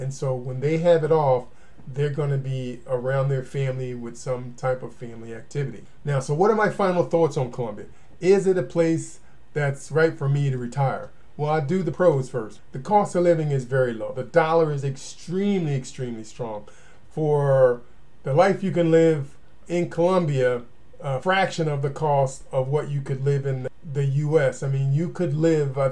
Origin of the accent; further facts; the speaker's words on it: United States; I'm American, I have family here